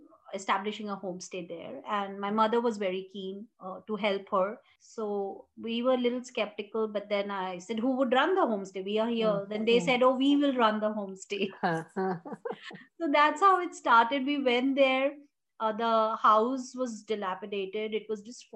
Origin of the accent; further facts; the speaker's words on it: Jharkhand, India; also born or lived in Bihar; I grew up in Jharkhand. We belong to Bihar